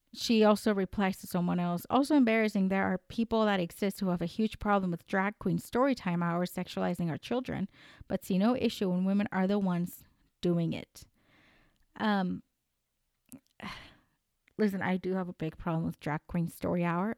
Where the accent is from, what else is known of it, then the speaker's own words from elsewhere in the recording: United States; also born or lived in Colombia; I may be American. I'm Colombian American